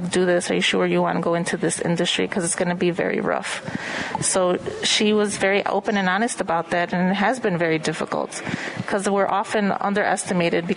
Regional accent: Chicago, Illinois, United States; I grew up in Gage Park in the 90s

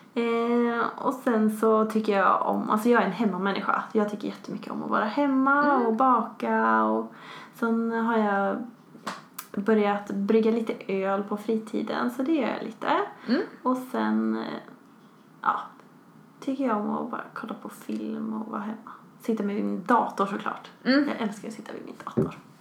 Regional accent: Västerås, Västmanland, Sweden; moved away as an adult; now in Skövde, Sweden; jag kommer från Västerås ursprungligen

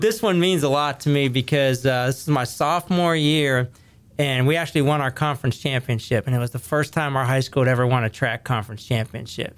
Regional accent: Ohio Valley, northern panhandle of West Virginia, United States; now in Henrico County, Virginia, United States; where I grew up in the Ohio Valley, kinda right here on the eastern side of the state, northern panhandle of West Virginia

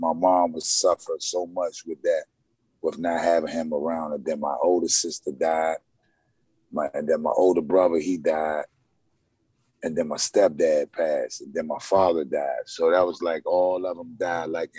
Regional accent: Washington, District of Columbia, United States; life for me growing up in Uptown Washington, D.C. was kind of tough, man.

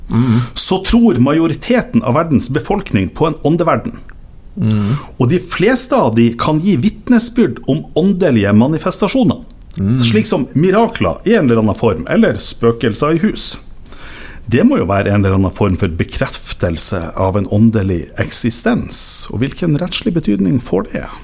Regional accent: Northern Norway, Norway; Men sånn er det jo. Vi er jo nordlendinger.

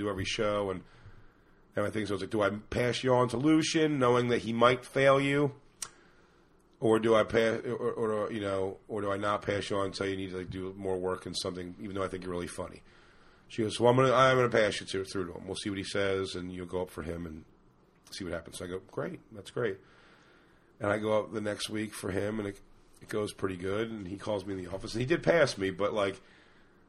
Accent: Philadelphia, Pennsylvania, United States; also born or lived in South Jersey; growing up in Philly, Philly is a lunkhead fucking place of dudes

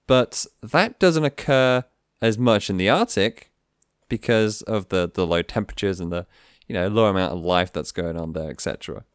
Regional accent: United Kingdom; being a Brit

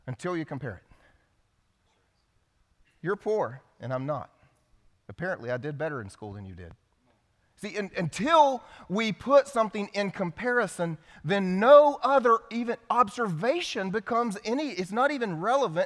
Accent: South Carolina, United States; I grew up here in South Carolina

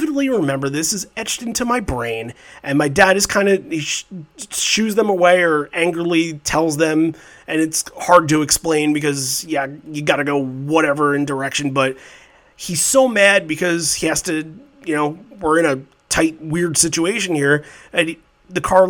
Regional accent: Islip, New York, United States; I'm from Islip originally.

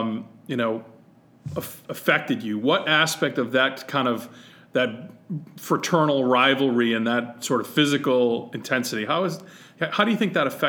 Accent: New England, United States; So, you know, to a New England kid

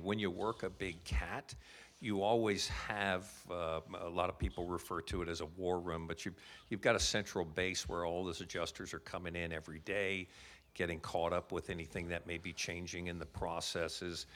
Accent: United States; moved away as an adult; also born or lived in Calgary, Canada; now in Canada; I'm obviously, with my accent, originally from the States

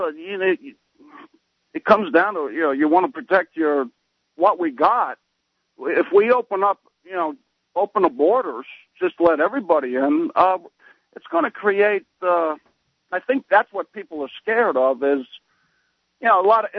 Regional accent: New Jersey, United States; moved away; I'm originally from New Jersey

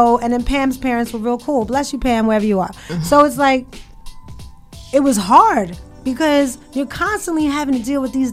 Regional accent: Queens, New York, United States; And like I'm from Queens.

